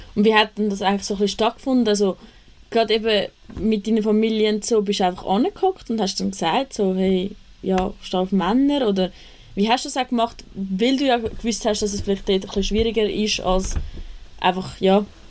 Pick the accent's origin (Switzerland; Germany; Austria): Switzerland; Küsnacht, Zurich; ich komme auch aus Küsnacht